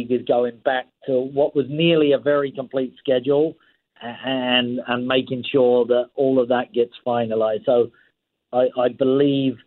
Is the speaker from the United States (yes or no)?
no; England, United Kingdom; now in Canada; I grew up in England.